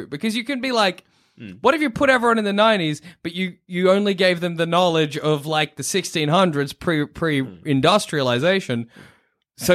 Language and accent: English; Australia; I am Australian.